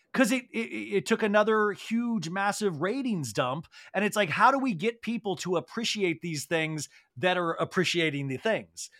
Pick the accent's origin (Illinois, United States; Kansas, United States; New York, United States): Kansas, United States; I grew up in Kansas